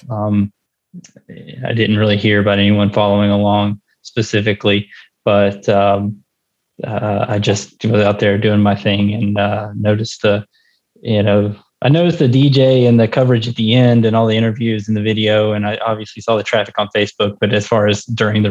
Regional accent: Alabama, United States; now in Cincinnati, United States; I grew up in Alabama, and I've lived in Cincinnati for 10 years now

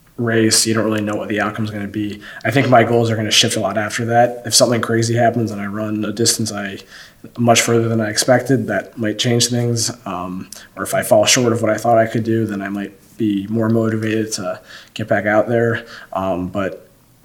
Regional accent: Northeast Ohio, United States; now in Athens, United States; growing up in Northeast Ohio

